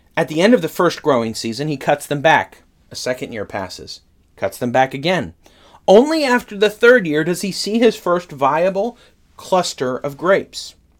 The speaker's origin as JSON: {"language": "English", "region": "Northern California", "country": "United States", "tie": "born or raised there", "said": "I grew up in Northern California"}